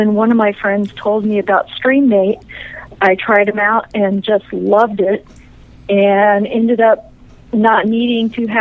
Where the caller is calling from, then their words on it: Indiana, United States; I'm calling from Indiana.